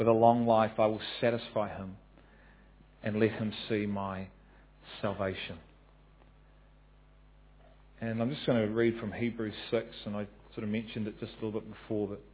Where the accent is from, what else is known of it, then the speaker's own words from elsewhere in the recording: New Zealand; as a New Zealander